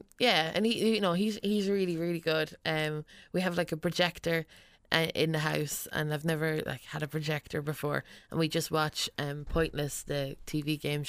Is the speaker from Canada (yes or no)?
no; Westmeath, Leinster, Ireland; it's kind of like about growing up in Westmead, really.